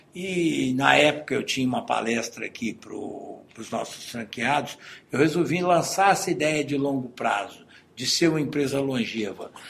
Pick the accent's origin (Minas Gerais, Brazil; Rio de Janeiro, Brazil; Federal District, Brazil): Minas Gerais, Brazil; Nós somos mineiros